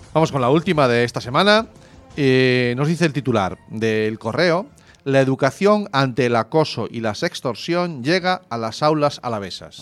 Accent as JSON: {"language": "Spanish", "town": "Zarautz", "region": "Basque Country", "country": "Spain", "tie": "born or raised there", "moved": "yes"}